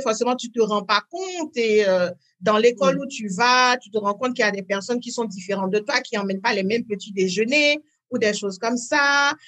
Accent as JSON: {"language": "French", "town": "Parakou", "region": "Borgou", "country": "Benin", "tie": "born or raised there", "also_born_or_lived": "France / United States", "first_language": "French", "moved": "as an adult", "said": "dans cette ville du Nord où je suis née à Paracourt au Bénin"}